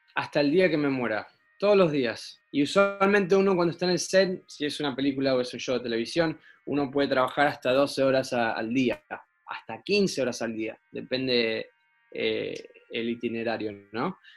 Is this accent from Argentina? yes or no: yes; Argentina; now in United States; vos sos argentino medio americano ya